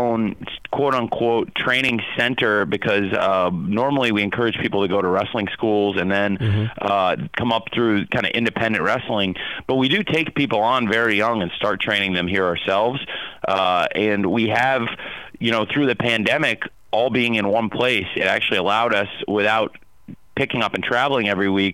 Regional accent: Champaign, Illinois, United States; I grew up in Champaign, Illinois, around the college football and college basketball teams of the University of Illinois

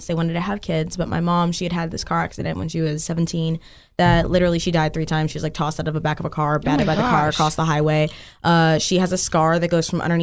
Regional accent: Dallas, Texas, United States; I'm from Dallas, so I'm like Dallas through and through

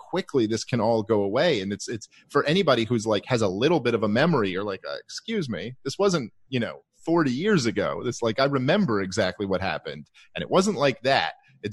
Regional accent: New York City, New York, United States; I'm a Jew from Brooklyn

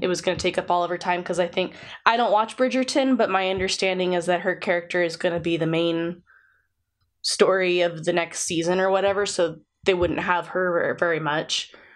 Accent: United States; we're American

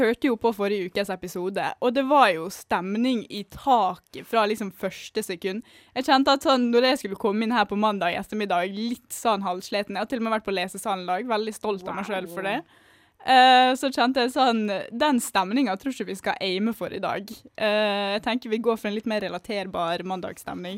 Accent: Western Norway, Norway; moved away; also born or lived in Østfold; Vi får jo ganske mange stygge ting kasta etter oss på Vestlandet òg.

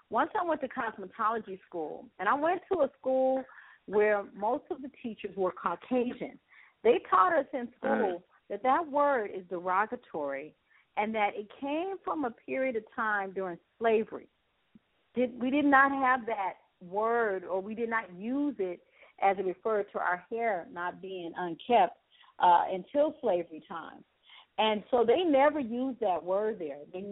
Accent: Los Angeles, California, United States; I'm from Los Angeles, California, born and raised

